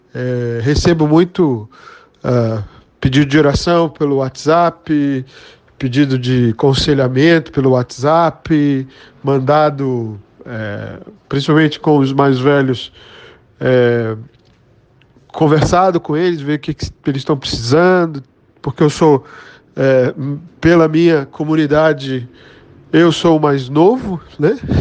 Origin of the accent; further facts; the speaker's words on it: Rio de Janeiro, Brazil; eu sou natural do Rio de Janeiro